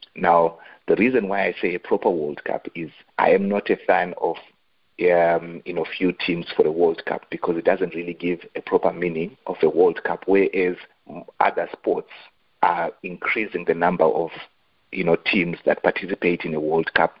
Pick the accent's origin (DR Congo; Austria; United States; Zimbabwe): Zimbabwe; I grew up in Zimbabwe.